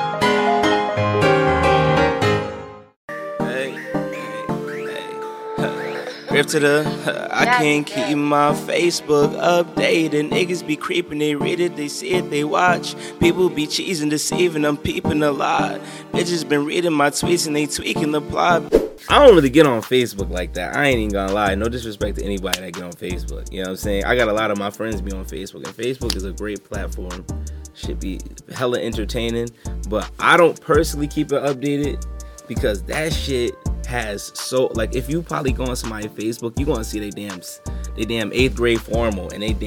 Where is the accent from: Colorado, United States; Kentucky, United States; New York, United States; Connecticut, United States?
Connecticut, United States; Hamden; I was born in Hamden